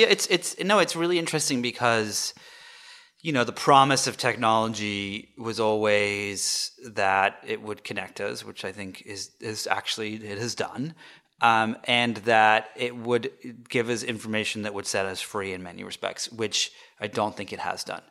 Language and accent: English; the north of England, United Kingdom; I grew up, um, I grew up in England, uh, in the north of England